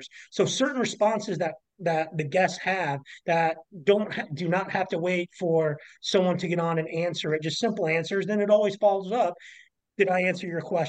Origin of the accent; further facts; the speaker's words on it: Kansas City, United States; moved away; I'm originally from Kansas City